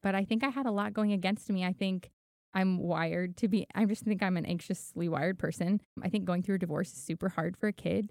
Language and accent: English; Los Angeles, California, United States; also born or lived in Miami; now in Tennessee, United States; I grew up in Hollywood 'cause my mom was an actress.